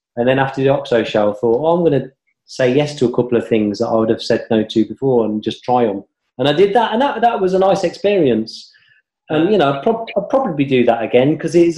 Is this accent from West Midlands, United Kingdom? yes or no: yes; Coventry, West Midlands, United Kingdom; now in London, United Kingdom; I was brought up in Coventry